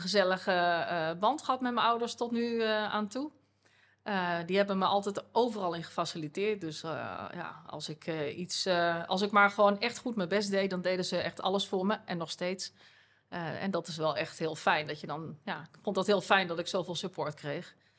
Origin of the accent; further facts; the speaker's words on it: Groenlo, Gelderland, Netherlands; ik ben eh, geboren en opgegroeid in eh, Groenlo. Dat is een dorpje in de Achterhoek.